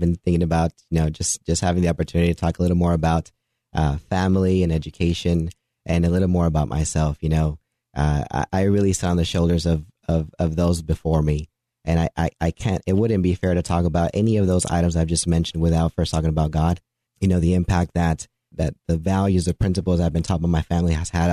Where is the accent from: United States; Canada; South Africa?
United States; Dallas, Texas; I grew up in the Dallas area